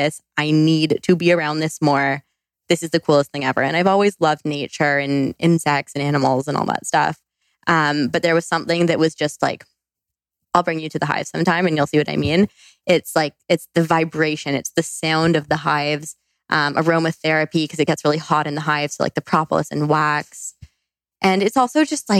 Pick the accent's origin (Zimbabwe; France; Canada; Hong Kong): Canada; also born or lived in British Columbia; I went to school in British Columbia. I'm from Canada.